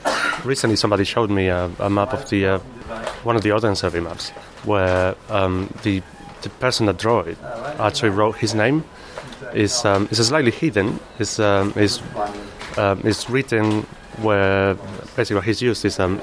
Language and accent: English; Malaga, Andalusia, Spain; English is a second language; moved away as an adult; now in London, United Kingdom; I'm originally from Spain. Probably can't tell. From Malaga.